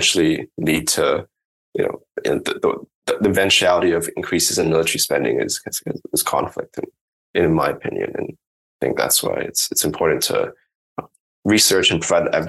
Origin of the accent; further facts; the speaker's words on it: Hong Kong; And I grew up in Hong Kong